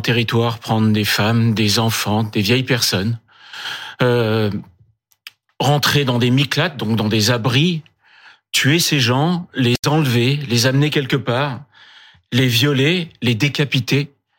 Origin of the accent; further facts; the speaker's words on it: France; en tant que Français